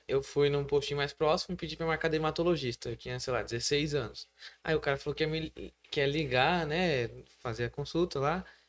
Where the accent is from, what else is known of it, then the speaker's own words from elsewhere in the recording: Praia Grande, São Paulo, Brazil; now in Mongaguá, Brazil; Eu nasci na Praia Grande